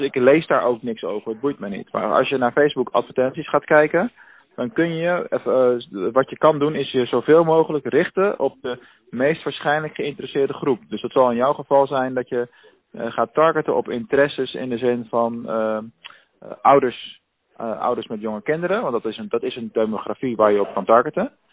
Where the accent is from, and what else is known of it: Rotterdam, South Holland, Netherlands; now in Venlo, Netherlands